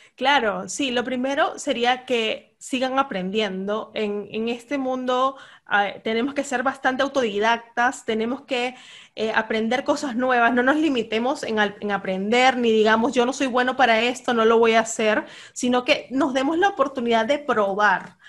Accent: Venezuela; moved away as an adult; now in Peru; yo soy de Venezuela. Tengo tres años viviendo en Perú

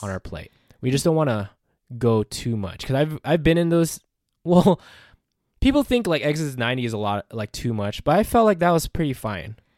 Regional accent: Philippines; I'm a Filipino man.

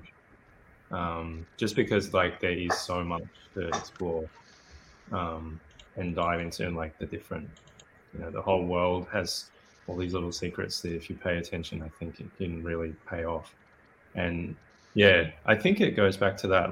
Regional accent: Australia; accent: Australian; I'm Australian, as you might be able to guess from my accent.

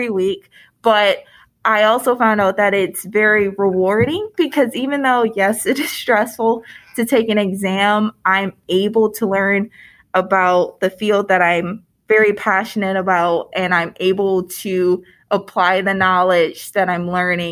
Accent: Detroit, Michigan, United States; moved away as an adult; now in Indiana, United States; I grew up in Michigan in the Detroit area

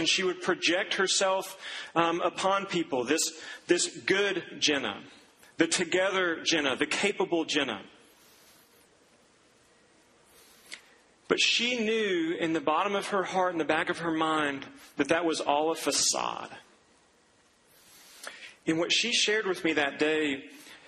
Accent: Duncan, Oklahoma, United States; moved away; I went back to my hometown, to the golf course where I grew up playing

